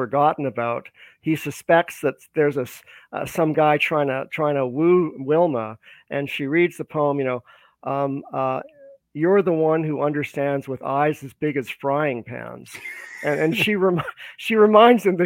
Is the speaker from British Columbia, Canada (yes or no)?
yes; Vancouver, British Columbia, Canada; also born or lived in Toronto; I was born in Vancouver, British Columbia. And I lived out here for a good part of my life growing up here, going through school